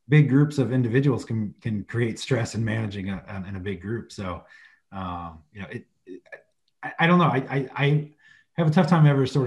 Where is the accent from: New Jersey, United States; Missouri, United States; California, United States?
Missouri, United States; Southern; where I grew up in Southern Missouri